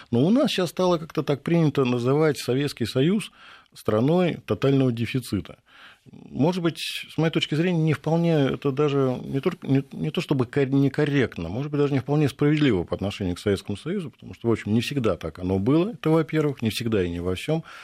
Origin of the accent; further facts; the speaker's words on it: Moscow, Russia; Я вспоминаю, например, свое детство э, московское, пресненское. Я пресненский уроженец.